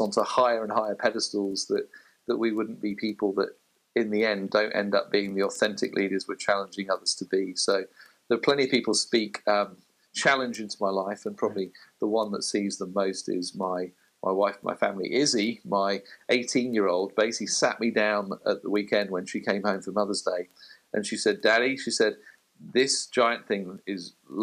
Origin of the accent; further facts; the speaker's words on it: United Kingdom; as a Brit